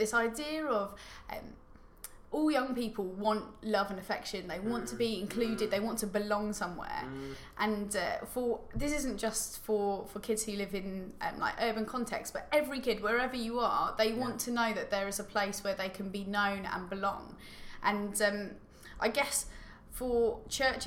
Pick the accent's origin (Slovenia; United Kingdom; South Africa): United Kingdom; Tunbridge Wells, South East England; I grew up in Tunbridge Wells in a very nice area